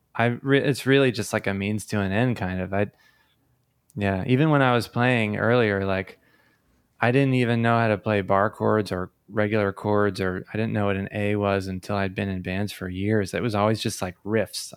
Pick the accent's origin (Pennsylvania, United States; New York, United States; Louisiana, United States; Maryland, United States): Pennsylvania, United States; Tamaqua; now in Philadelphia, United States; I grew up in northeastern Pennsylvania in the Coal Region